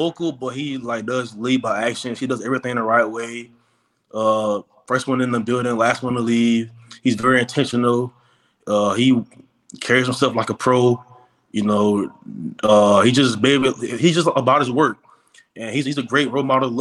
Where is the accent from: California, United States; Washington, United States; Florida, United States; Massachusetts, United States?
Florida, United States; Jacksonville; I came from Trent Christian Academy in Jacksonville